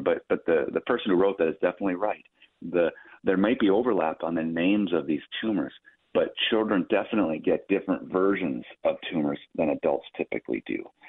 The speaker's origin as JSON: {"language": "English", "town": "Minneapolis", "region": "Minnesota", "country": "United States", "tie": "born or raised there", "said": "I'm a Minnesotan, true and true. So I was born in Minneapolis. I was born and raised there."}